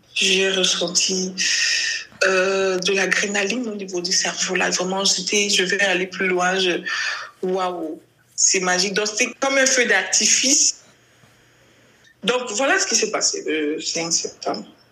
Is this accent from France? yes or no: no; Cameroon; nous sommes Camerounais